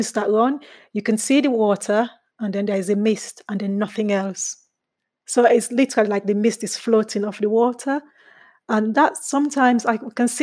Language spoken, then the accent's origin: English; Sierra Leone; also born or lived in England; now in United Kingdom; I'm originally from Sierra Leone